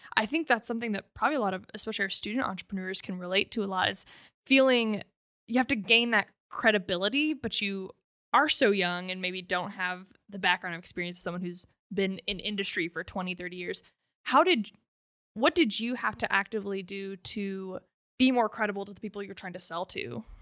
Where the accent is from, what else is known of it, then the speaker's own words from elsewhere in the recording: Oklahoma, United States; I said, "Oklahoma."